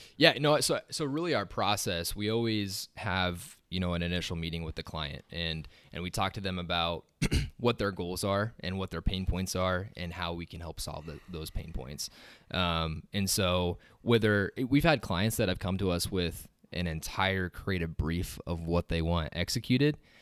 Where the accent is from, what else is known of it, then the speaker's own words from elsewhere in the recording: Waverly, Nebraska, United States; I'm from Waverly originally, just right up the road from here